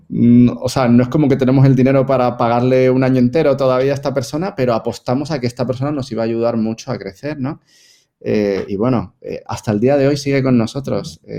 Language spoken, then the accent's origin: Spanish; Spain; now in Puerto Rico; Yo soy español, pero mm, en Puerto Rico llevo 20 años viviendo en Puerto Rico.